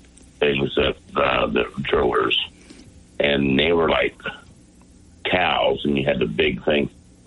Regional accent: Arizona, United States; also born or lived in California; now in Maryland, United States; I was born in California and raised in Arizona. I came here in 1980.

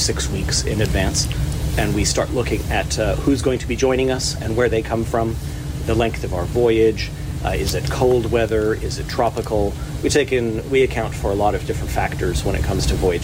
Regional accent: Saskatchewan, Canada; now in Calgary, Canada; I'm a Saskatchewan born and raised

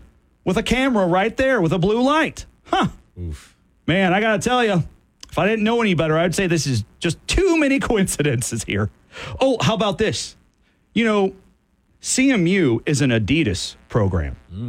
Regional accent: Southwest Michigan, United States; I'm from Southwest Michigan.

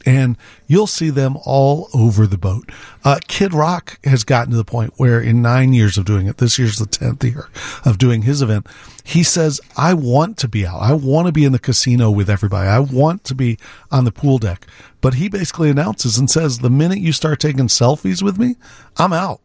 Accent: Naperville, Illinois, United States; now in Chicago, United States; I grew up in Naperville.

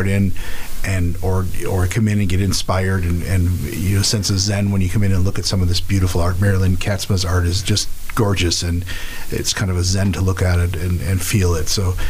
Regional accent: Horicon, Wisconsin, United States; I'm from Horicott.

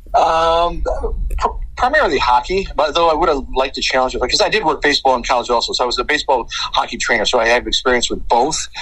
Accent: Chicago, Illinois, United States; we're from Chicago, uh, born and raised

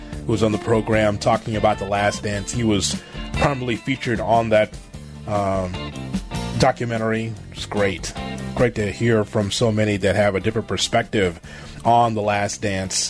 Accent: Chicago, Illinois, United States; As a Chicagoan and a Bulls fan

